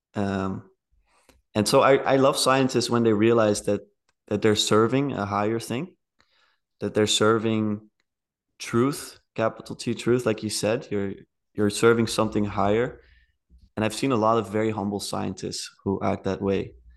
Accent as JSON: {"language": "English", "country": "Netherlands", "said": "I'm from the Netherlands."}